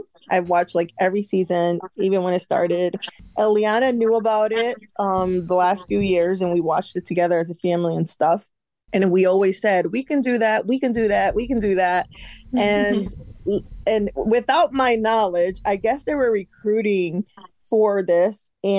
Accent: Connecticut, United States; moved away as an adult; now in Florida, United States; we moved from Connecticut to Florida in 2018.

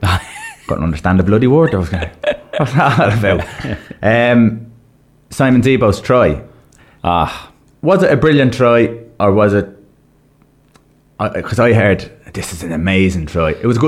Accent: Ireland; obviously we're Irish

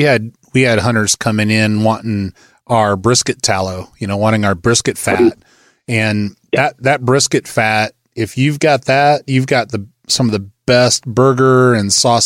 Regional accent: Northwest Iowa, United States; I grew up in Northwest Iowa

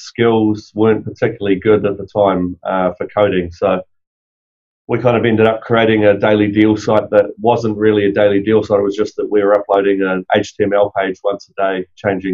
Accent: New Zealand; moved away; So I'm from New Zealand originally

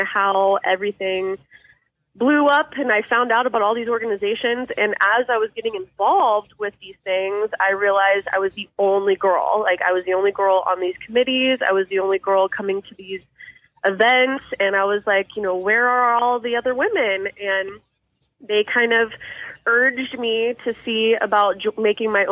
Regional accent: Overland Park, Kansas, United States; I've actually grown up most of my life in Overland Park, Kansas, so I'm pretty close to Kansas City

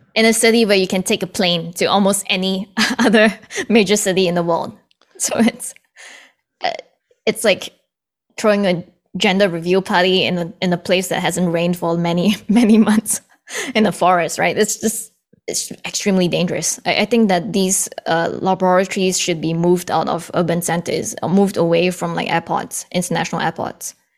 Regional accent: Singapore; also born or lived in Canada; now in Boston, United States; I was born in Canada, but I grew up in Singapore. And then I moved back to Canada. And now I, I'm based in Boston

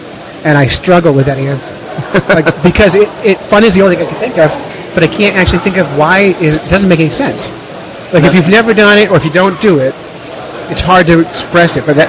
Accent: Cape May, New Jersey, United States; moved away; also born or lived in North Conway, New Hampshire; I'm from Cape May, New Jersey.

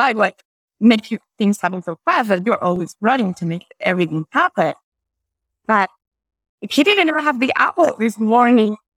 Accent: Bogota, Colombia; first language Spanish; English is a second language; moved away; I'm from the middle of the country, Bogota.

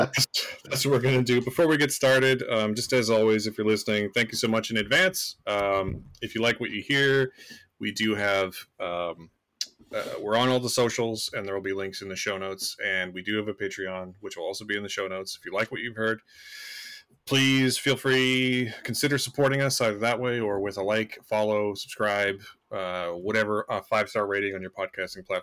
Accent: Canada; I am Canadian

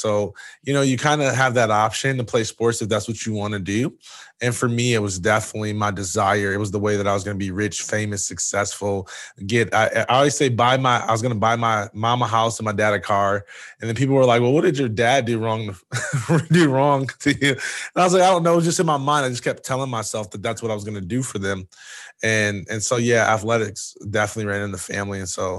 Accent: Jackson, Michigan, United States; I'm originally from Jackson, Michigan.

